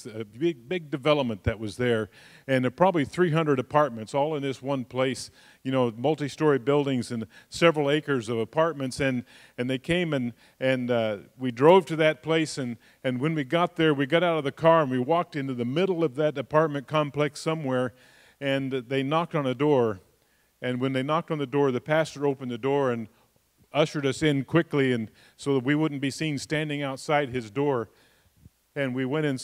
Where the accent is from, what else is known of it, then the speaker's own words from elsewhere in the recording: United States; I'm an American